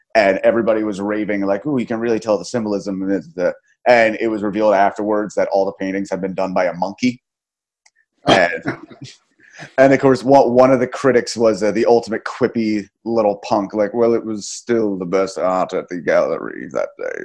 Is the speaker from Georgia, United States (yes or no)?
no; New Jersey, United States; my hometown